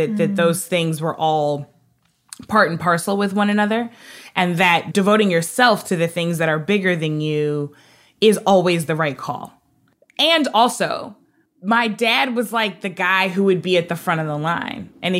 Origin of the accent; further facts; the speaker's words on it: Hartford, Connecticut, United States; born there; I found those clippings. I found stuff all the way back to Hartford, Connecticut, where I was born in Connecticut.